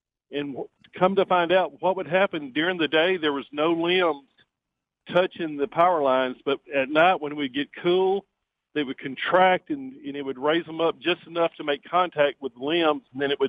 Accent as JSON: {"language": "English", "area": "Chilton County", "region": "Alabama", "country": "United States", "tie": "born or raised there", "said": "I grew up down in Chilton County"}